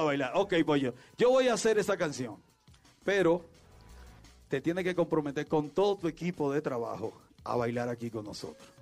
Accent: Mexico; la gente que estamos viviendo y que somos de México también y, todos los mexicanos

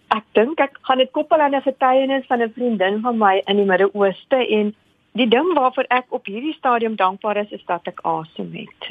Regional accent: South Africa; first language Afrikaans; Ons is van Suid-Afrika

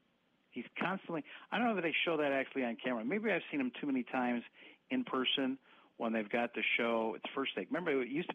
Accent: Wisconsin, United States; from Wisconsin.

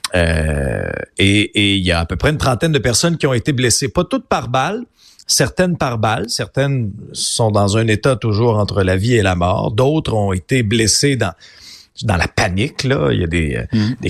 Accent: Abitibi, Quebec, Canada; je viens d'une région, là, je viens d'Abitibi, une région où il y a beaucoup de chasseurs

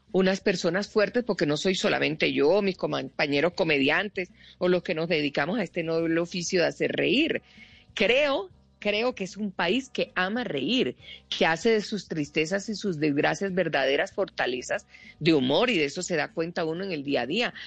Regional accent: Colombia; nosotros los colombianos

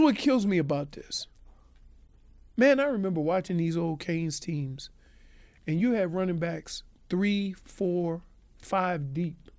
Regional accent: Louisiana, United States; I'm from Louisiana

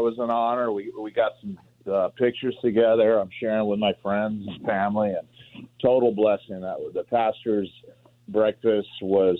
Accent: Los Angeles, California, United States; I'm from L.A.

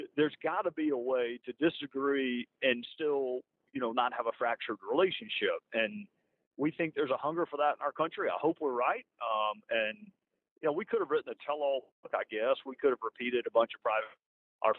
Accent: South Carolina, United States; We're both from South Carolina.

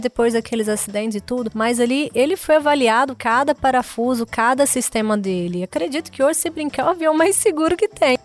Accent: Goiânia, Goiás, Brazil; also born or lived in Mozarlândia; eu nasci em Goiânia, mas eu morei até os 3, 4 anos na fazenda, lá na roça mesmo, interior de Mozarlândia

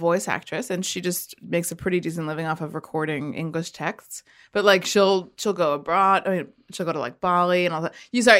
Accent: New York, United States; moved away as an adult; now in Australia; because I'm from New York.

